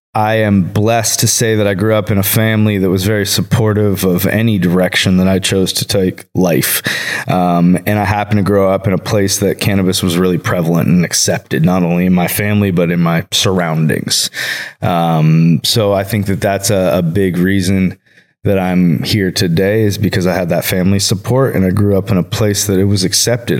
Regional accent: Bay Area, California, United States; moved away as an adult; now in Colorado, United States; I grew up in the Bay Area

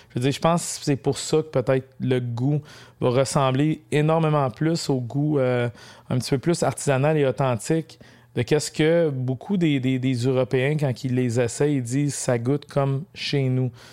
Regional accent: Mont-Laurier region, Quebec, Canada; je suis de la région de Mont-Laurier. C'est sûr, je suis pas natif de Mont-Laurier.

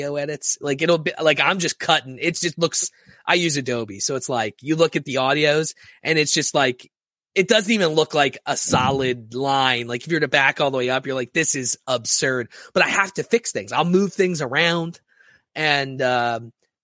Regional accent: Philadelphia, Pennsylvania, United States; I'm from Philadelphia

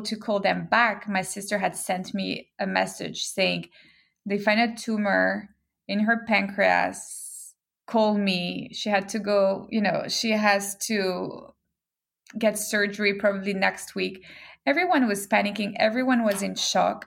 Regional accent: Geneva, Switzerland; moved away as an adult; also born or lived in Hong Kong / London / Brazil; now in New York, United States; I grew up in Geneva, Switzerland

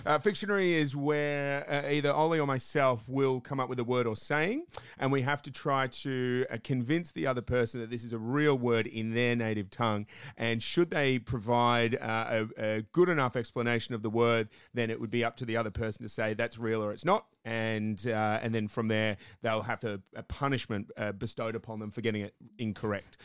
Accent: Australia; also born or lived in United Kingdom; I'm an Australian living in Australia, but have lived in the UK for a half a decade or so

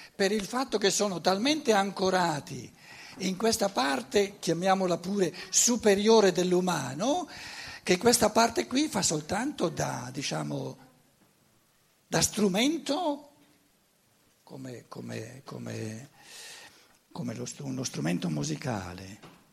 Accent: Germany; Italian is a second language; moved away; Io sono tedesco

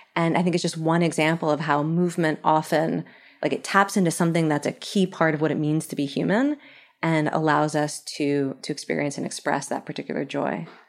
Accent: Philadelphia, Pennsylvania, United States; I'm from Philly

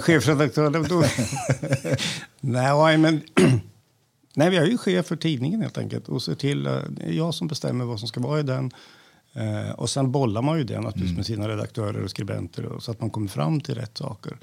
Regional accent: Värmland, Sweden; moved away; Jag är en värmlänning i förskingringen som har passerat 60

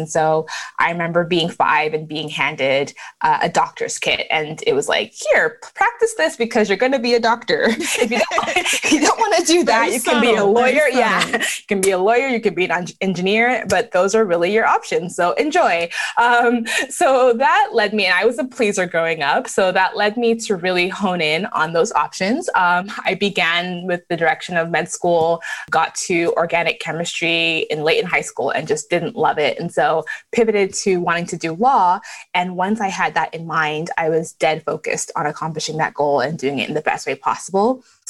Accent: Canada; also born or lived in Lagos, Nigeria; So I was born in Nigeria in Lagos and left when I was pretty young. We moved to Canada. And while in Canada, we moved around to different cities.

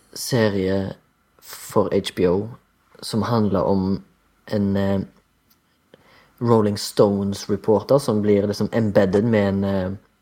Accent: Haugesund, Rogaland, Norway; jeg er fra Haugesund, 33 år gammel

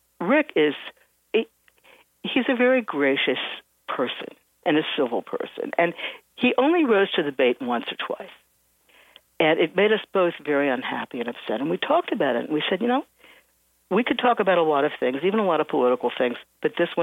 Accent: Cincinnati, Ohio, United States; now in New York, United States; I'm from Cincinnati, Ohio. And I mean, I've lived in New York for many years

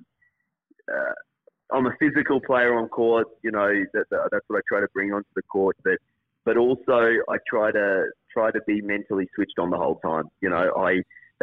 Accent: Queensland, Australia; Obviously, being a Queenslander

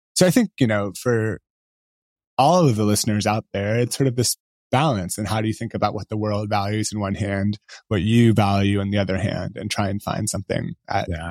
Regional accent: Bay Area, California, United States; I grew up in the Bay Area

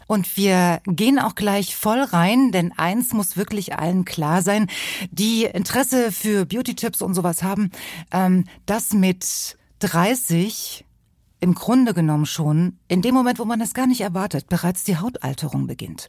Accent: East Germany, Germany; da wo ich herkomme, aus dem Osten

